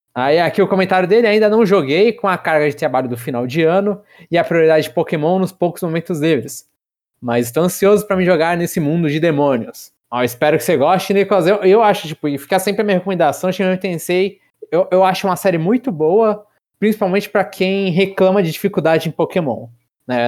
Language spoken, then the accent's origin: Portuguese; Brazil; eu sou brasileiro